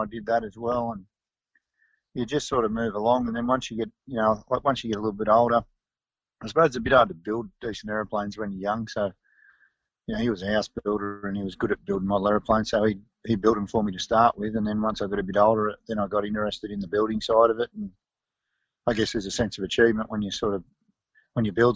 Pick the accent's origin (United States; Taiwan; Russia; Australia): Australia; Taree, New South Wales; also born or lived in Sydney; I was born in Sydney, but then we moved up to Old Barton, just near Taree, when I was one